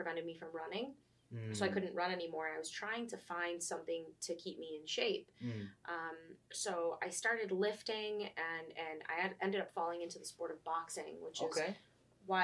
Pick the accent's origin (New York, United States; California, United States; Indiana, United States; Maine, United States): New York, United States; Buffalo; moved away; I'm originally from Buffalo, New York